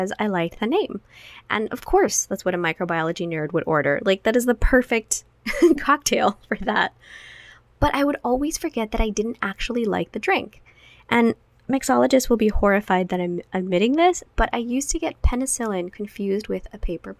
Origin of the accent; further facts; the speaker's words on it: Guatemala; now in United States; growing up in Guatemala means that I love papayas.